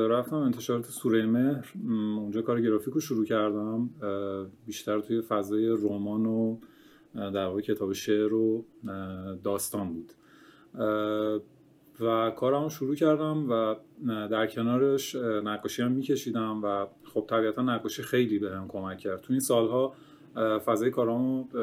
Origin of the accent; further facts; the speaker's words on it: Kerman, Kerman Province, Iran; born there; حتما آره من متولد کرمانم توی خانواده بزرگ شدم که هنری بودن همه پدرم خوشنویس بود